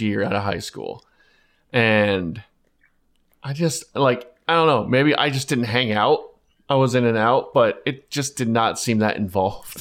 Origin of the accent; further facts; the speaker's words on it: Plano, Texas, United States; I'm from Plano